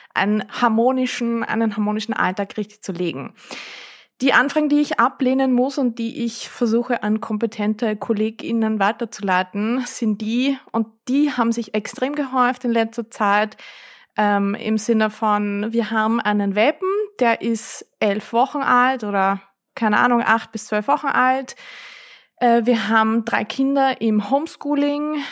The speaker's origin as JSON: {"language": "German", "region": "Vienna", "country": "Austria", "said": "bei uns in Wien"}